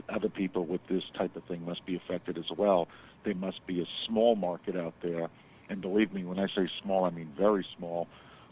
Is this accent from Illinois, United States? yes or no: no; New York, United States; moved away as an adult; also born or lived in Queens / Long Island; now in Florida, United States; Originally, I'm from New York. I'm born in Queens. Moved out to Long Island, and then worked in Manhattan for several years, and then moved to Florida when I was 25.